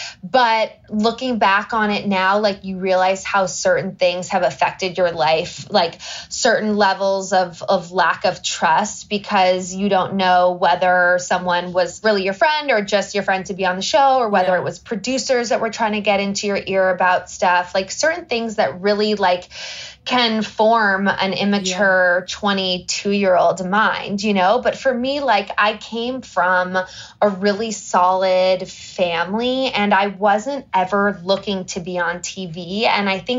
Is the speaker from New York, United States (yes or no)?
no; Los Angeles, California, United States; I grew up in Los Angeles and I'm one of five kids